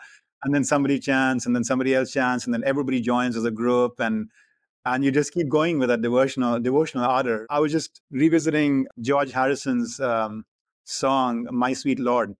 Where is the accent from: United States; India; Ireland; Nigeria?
India; first language hi; English is a second language; So Hindi, which is my native language, a little smattering of Punjabi, which is kind of like a sister language, not too disparate from Hindi, and then English.